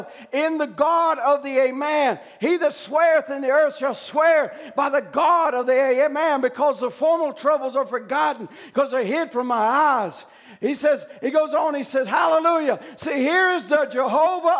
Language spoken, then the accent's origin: English; United States; as an American citizen